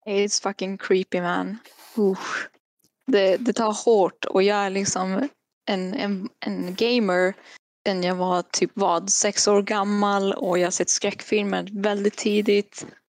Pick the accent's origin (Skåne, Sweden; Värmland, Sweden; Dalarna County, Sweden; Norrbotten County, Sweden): Norrbotten County, Sweden; Kiruna; now in Västerbotten, Sweden; jag kommer ju ändå från Kiruna så att jag kan ju fortfarande prata med Filmpool Nord om jag vill det. Eller Film i Västerbotten vart jag bor nu.